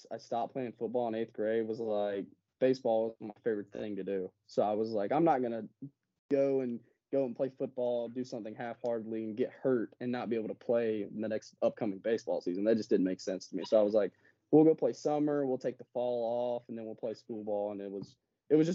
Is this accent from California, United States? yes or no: no; Georgia, United States; born or raised there